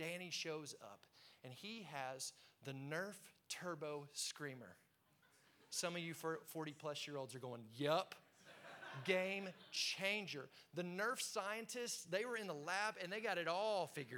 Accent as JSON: {"language": "English", "town": "Tulsa", "region": "Oklahoma", "country": "United States", "tie": "born or raised there", "said": "I'm growing up in Tulsa, Oklahoma"}